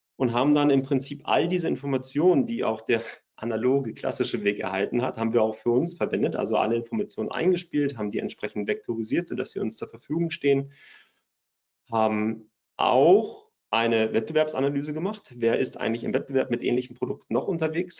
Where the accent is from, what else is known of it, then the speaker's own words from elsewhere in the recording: Bremen, Germany; ich komme aus der Nähe von Bremen